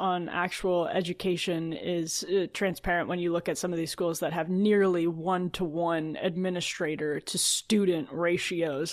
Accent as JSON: {"language": "English", "region": "Wisconsin", "country": "United States", "said": "I'm from Wisconsin"}